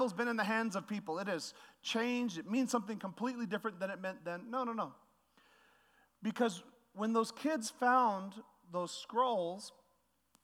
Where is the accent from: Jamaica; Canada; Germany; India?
Canada; now in United States; I'm Canadian when I choose to be